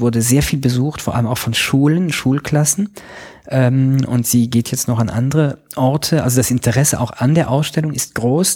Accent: Luxembourg; Ich bin äh, Luxemburger Staatsbürger

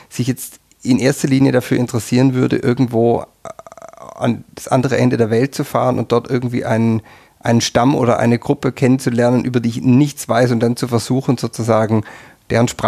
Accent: Southern Germany, Germany; now in Austria

